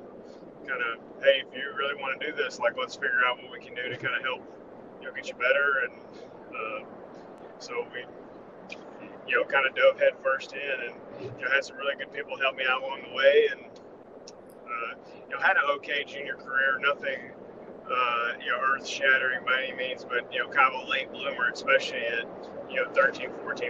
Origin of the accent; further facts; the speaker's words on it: Knoxville, Tennessee, United States; I grew up in Knoxville, Tennessee. It's where I live now